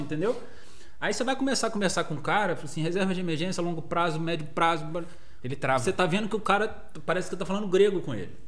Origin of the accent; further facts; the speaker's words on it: Volta Redonda, Rio de Janeiro, Brazil; also born or lived in Dublin, Ireland / Três Rios; eu sou de Volta Redonda, a M Broker também tem a sede aqui em Volta Redonda